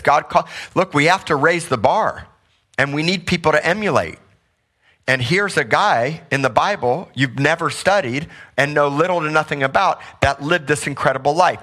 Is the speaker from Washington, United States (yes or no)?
no; Missouri, United States; moved away; I grew up in Missouri, so did my wife